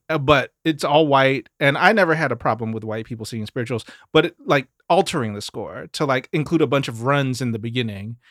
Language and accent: English; Mississippi, United States; moved away; growing up in Mississippi